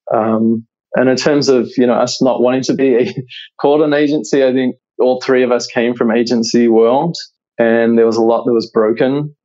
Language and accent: English; New Zealand; moved away as an adult; now in United States; you can probably hear that my accent is not American. So I'm originally from New Zealand